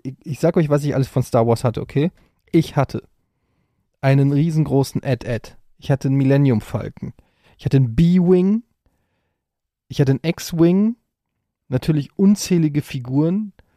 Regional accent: Frankfurt, Hesse, Germany; in Frankfurt gab, wo ich groß geworden bin an der Ecke

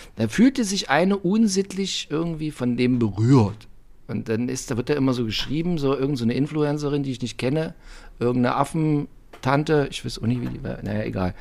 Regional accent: East Germany, Germany; Ich bin aus der DDR

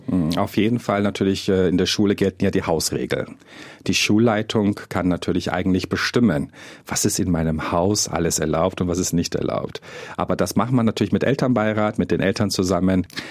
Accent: Germany; bei uns in Deutschland

